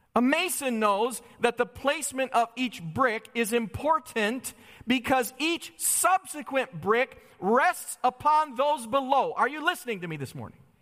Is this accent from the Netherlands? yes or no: no; Holly, Michigan, United States; I grew up in Holly, Michigan